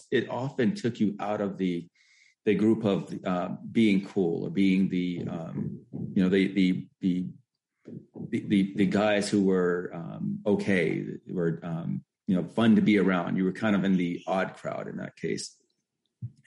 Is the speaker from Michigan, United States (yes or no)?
no; Elizabeth City, North Carolina, United States; moved away as an adult; also born or lived in Massachusetts; grew up in Elizabeth City, North Carolina